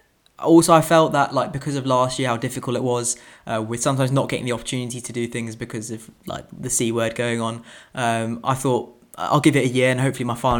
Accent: India; I'm originally from India, so, and I've started to sort of learn to read and write Hindi

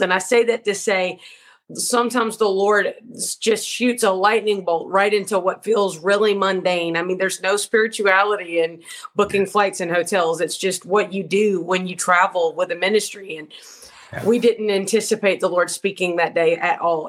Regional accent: Georgia, United States; my husband, I'm from Georgia, you know, but he's from the United Kingdom

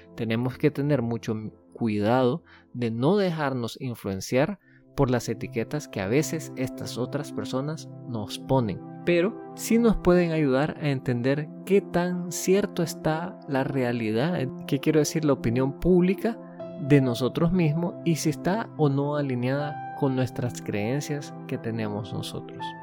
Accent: Nicaragua; yo soy de Nicaragua, por ende me considero nicaragüense

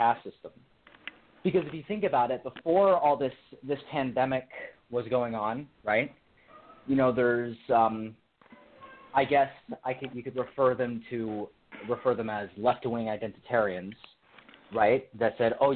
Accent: California, United States; I'm from California

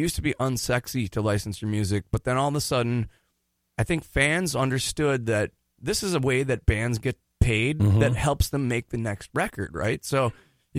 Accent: White Bear Lake, Minnesota, United States; also born or lived in New Hampshire / St. Paul, Minnesota / Hugo, Minnesota; I am from White Bear Lake, Minnesota

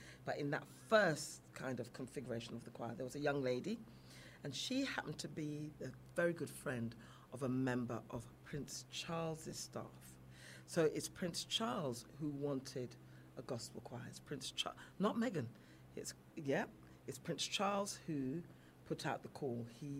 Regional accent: England, United Kingdom; I'm British, I would never call myself English as such. British, I grew up in England, and that's my culture, that's where I understand.

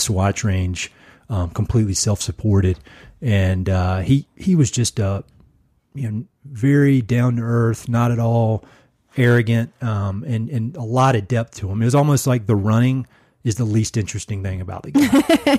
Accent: North Carolina, United States; moved away as an adult; now in Colorado Springs, United States; I was born and raised in North Carolina, grew up there

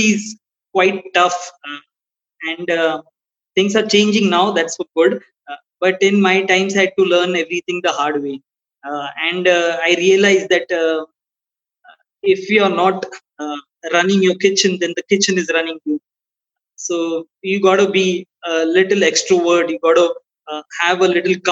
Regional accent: India; being an Indian

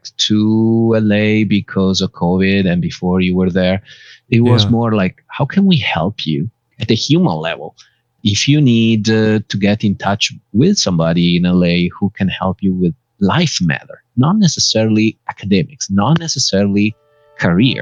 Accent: Bergamo, Lombardy, Italy; now in Los Angeles, United States; My hometown is Bergamo

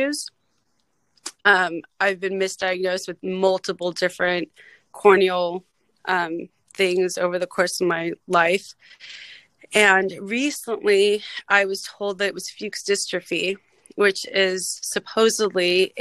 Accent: Los Angeles, California, United States; I was born and raised in the San Fernando Valley in LA in the 80s and 90s

